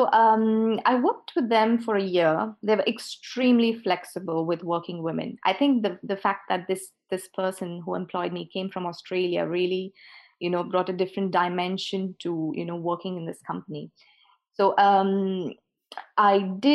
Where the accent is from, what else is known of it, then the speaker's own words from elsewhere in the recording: India; moved away as an adult; now in Bordeaux, France; I come from India. I've lived most of my life in India, took a plunge of faith and moved to Bordeaux